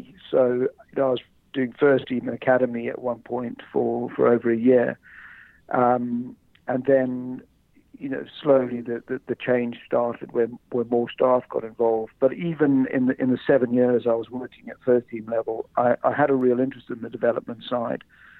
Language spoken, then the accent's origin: English; South Africa; moved away as an adult; now in United Kingdom; I came over from South Africa to do a personal training qualification here.